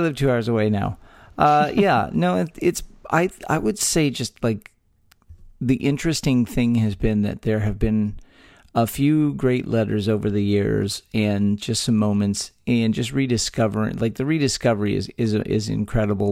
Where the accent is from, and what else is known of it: Texas, United States; born or raised there